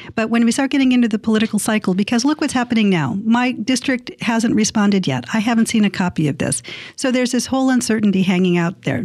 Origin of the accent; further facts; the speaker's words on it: San Diego, California, United States; my hometown